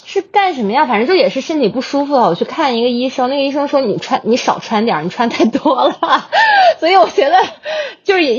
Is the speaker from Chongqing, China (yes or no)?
no; Hebei, China; 我是我是河北人。